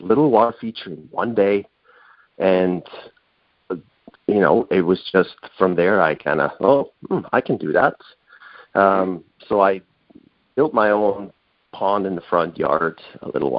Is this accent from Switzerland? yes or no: yes; Switzerland; moved away as an adult; now in North Vancouver, Canada; my homeland where I was born in Switzerland